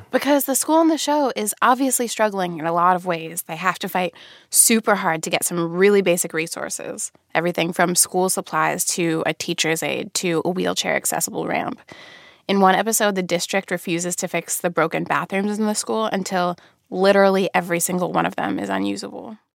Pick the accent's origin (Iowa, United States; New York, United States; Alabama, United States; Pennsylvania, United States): Pennsylvania, United States; Radnor; I grew up in Radnor, Pennsylvania, which is a suburb about ten miles outside the city